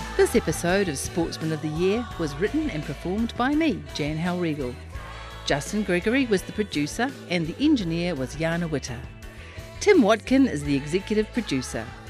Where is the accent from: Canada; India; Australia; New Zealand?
New Zealand; Auckland; I am from West Auckland